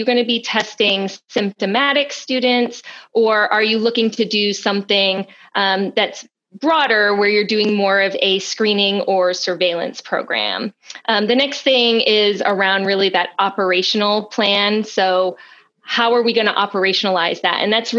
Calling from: Cumberland, Rhode Island, United States; I am joining you from Cumberland, Rhode Island.

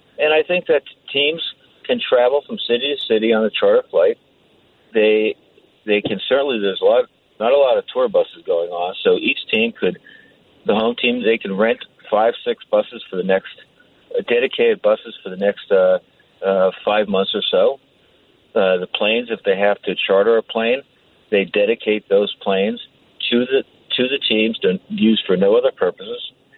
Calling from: Belmar, New Jersey, United States; Oh, I said I was from Belmar.

